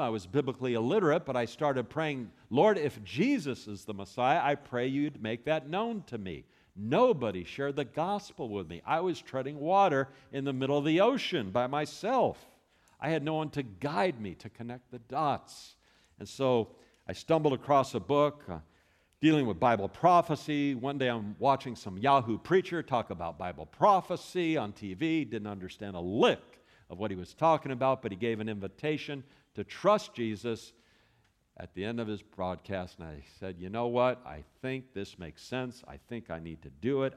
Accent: Los Angeles, California, United States; now in Texas, United States; I was born in Hollywood, California

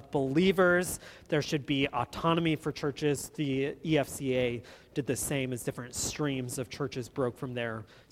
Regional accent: Watertown, Wisconsin, United States; the town that I grew up in Watertown, Wisconsin

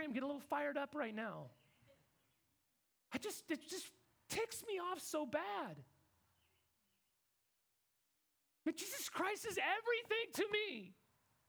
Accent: Kansas, United States; I'm from Kansas

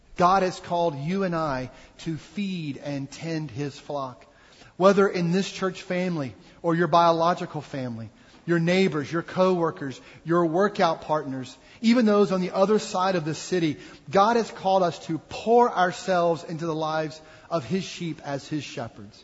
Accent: Mississippi, United States; moved away as an adult; also born or lived in Missouri; I moved us to my home state of Mississippi to regroup

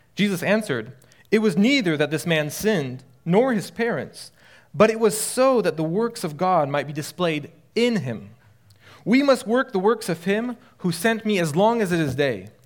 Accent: France; also born or lived in Illinois; I grew up in France. I'm half French, my father's French, uh, and lived there my entire life

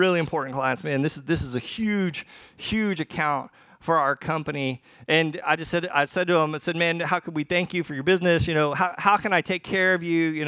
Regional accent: the South, United States; I'm from the, the, the buckle of the Bible Belt. I, I'm, from, I'm from the South.

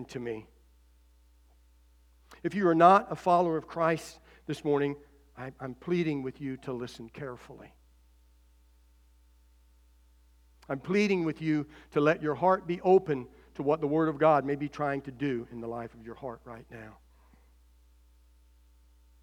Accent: United States; as American citizens

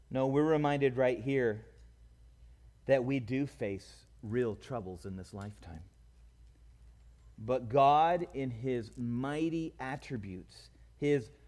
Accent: California, United States; growing up in California

